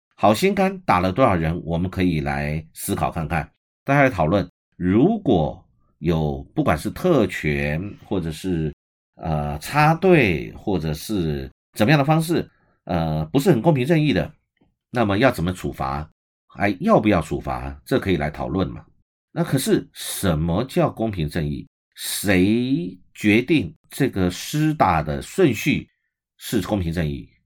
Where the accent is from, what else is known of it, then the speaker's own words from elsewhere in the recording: Taiwan; 我们台湾人是厚道的